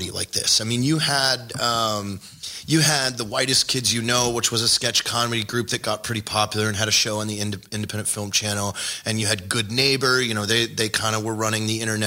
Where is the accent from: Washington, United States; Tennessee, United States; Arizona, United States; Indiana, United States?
Washington, United States; now in Texas, United States; I'm from Washington